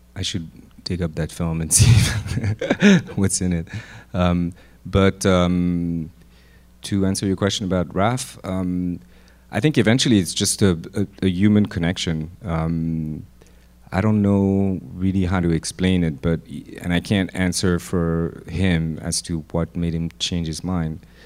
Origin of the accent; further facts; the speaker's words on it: Lyon, Auvergne-Rhône-Alpes, France; moved away as an adult; also born or lived in Paris; I grew up in Lyon